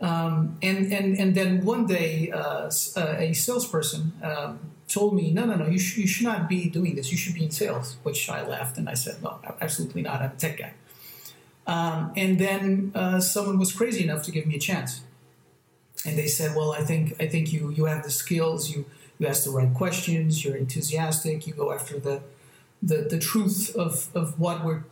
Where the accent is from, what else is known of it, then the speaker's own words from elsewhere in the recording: Almada, Setúbal, Portugal; also born or lived in France; now in Lisbon, Portugal; I grew up near a town near Lisbon, on the other side of the bank of Lisbon